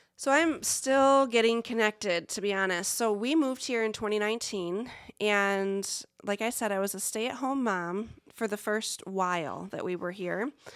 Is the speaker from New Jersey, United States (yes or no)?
no; Lake Odessa, Michigan, United States; now in Muncie, United States; I grew up in a tiny little town, much smaller than Muncie, called Lake Odessa.